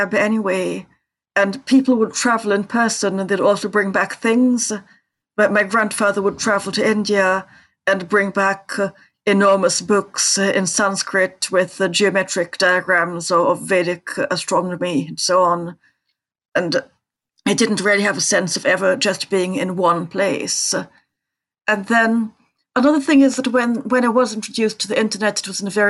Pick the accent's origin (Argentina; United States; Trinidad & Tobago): Trinidad & Tobago; I grew up in Trinidad